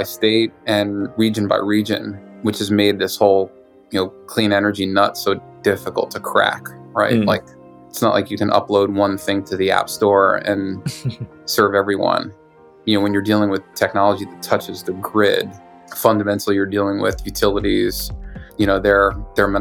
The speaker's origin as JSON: {"language": "English", "region": "New York", "country": "United States", "tie": "born or raised there", "also_born_or_lived": "China", "said": "I was born and raised here in New York"}